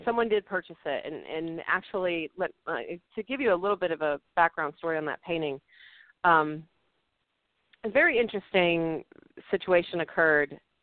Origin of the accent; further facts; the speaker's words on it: Littlefield, Texas, United States; I was born in Littlefield, Texas